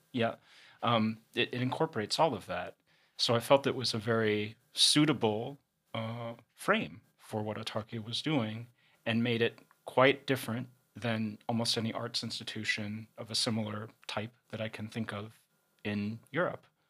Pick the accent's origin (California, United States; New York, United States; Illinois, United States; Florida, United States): Illinois, United States; Chicago; moved away; also born or lived in London; I'm, uh, originally from Chicago. Uh, I'm American and lived, uh, in London for about seven years